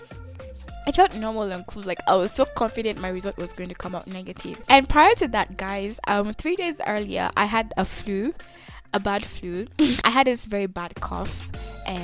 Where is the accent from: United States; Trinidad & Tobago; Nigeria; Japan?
Nigeria; now in Kenya; I'm a Nigerian living in Kenya